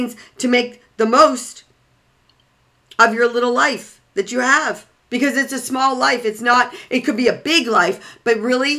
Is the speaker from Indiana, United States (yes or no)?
no; Waukegan, Illinois, United States; I was born and raised in 20, probably 5 miles outside of Chicago